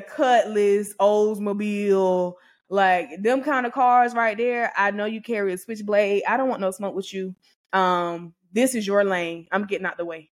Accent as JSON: {"language": "English", "region": "Georgia", "country": "United States", "said": "I'm from Georgia"}